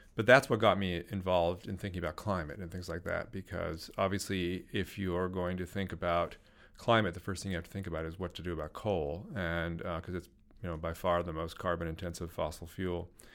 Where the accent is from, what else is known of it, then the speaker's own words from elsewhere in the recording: Silicon Valley, California, United States; I grew up in Silicon Valley